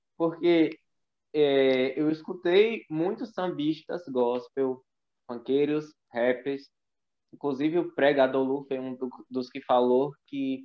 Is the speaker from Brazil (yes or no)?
yes; Northeast Region, Brazil; sou nordestino